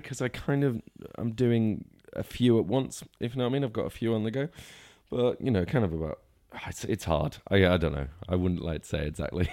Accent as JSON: {"language": "English", "town": "Northwich", "region": "North West England", "country": "United Kingdom", "tie": "born or raised there", "also_born_or_lived": "Lancaster / Cornwall / Manchester", "said": "grew up in Cheshire, kind of around the Norwich area from, like, about nine to, to eighteen"}